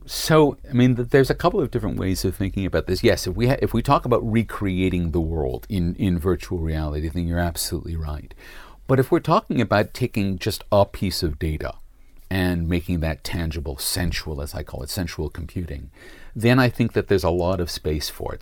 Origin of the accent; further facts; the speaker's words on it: United States; now in Sydney, Australia; as an American